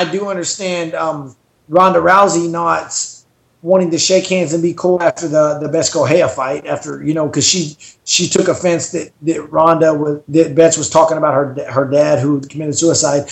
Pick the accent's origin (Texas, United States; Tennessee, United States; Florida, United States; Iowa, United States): Texas, United States; Dallas; I'm from Dallas